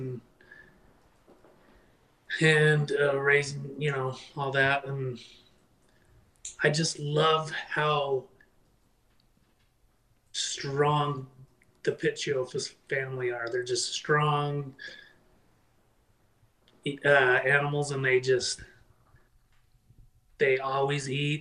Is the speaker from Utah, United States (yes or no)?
yes; Utah, United States; I've been born and raised in Utah.